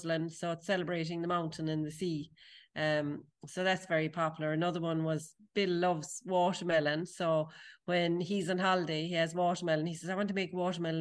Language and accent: English; Tralee, Munster, Ireland; when I was a kid growing up in Tralee